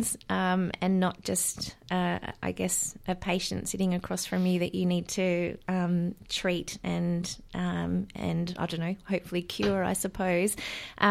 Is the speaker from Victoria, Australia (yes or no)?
yes; Warrnambool, Victoria, Australia; I'm from Victoria, down in Warrnambool